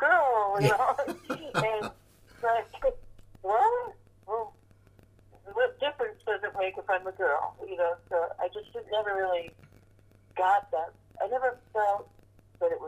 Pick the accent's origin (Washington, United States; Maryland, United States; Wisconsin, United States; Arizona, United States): Washington, United States; Seattle; we're all from Seattle